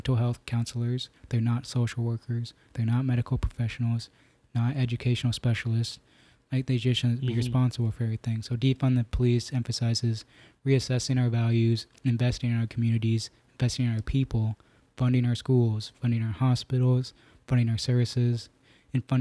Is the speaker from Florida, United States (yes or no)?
no; Newton, Iowa, United States; also born or lived in southern India; when I was 1.5, I was adopted from India, southern India, by a family here in Newton, Iowa, Ed and Mickey Clements.